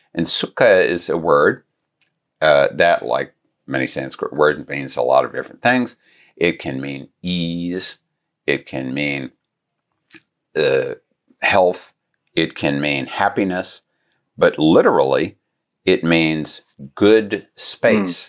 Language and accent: English; Gulf Coast, United States; I grew up near the Gulf Coast